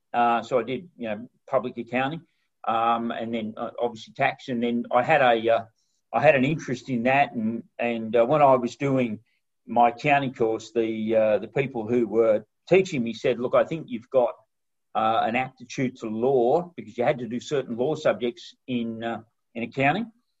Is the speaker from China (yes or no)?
no; Broken Hill, New South Wales, Australia; I grew up in Broken Hill